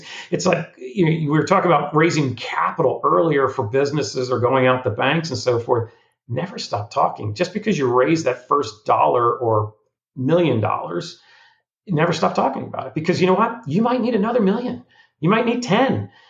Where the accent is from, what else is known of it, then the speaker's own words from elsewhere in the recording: Florida, United States; Now, I'm not a mover and shaker in Destin. I'm from Florida, but you know, I don't have a park in Orlando.